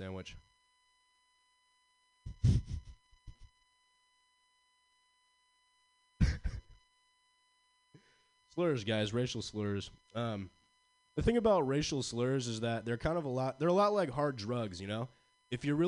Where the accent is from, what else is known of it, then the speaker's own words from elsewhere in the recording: Pacifica, California, United States; growing up in Pacifica